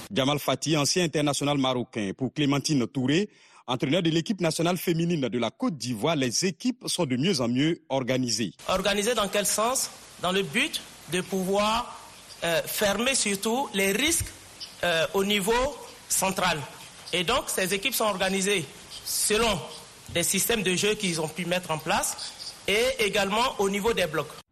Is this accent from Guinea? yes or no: yes; Guinea; moved away; also born or lived in Congo; la Guinée, euh, mon pays natal